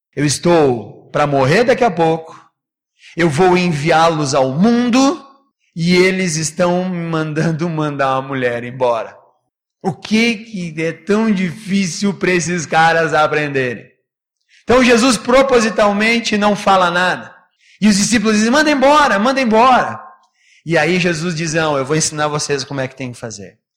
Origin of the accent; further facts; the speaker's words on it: Brazil; a gente, como é brasileiro